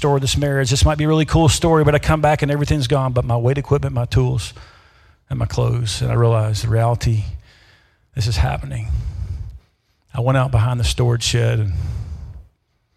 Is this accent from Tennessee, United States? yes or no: yes; Memphis, Tennessee, United States; moved away as an adult; also born or lived in Mississippi / Davenport, Iowa / Dubuque, Iowa; now in Iowa, United States; I'm from the South. Born in Mississippi, raised in Memphis, Tennessee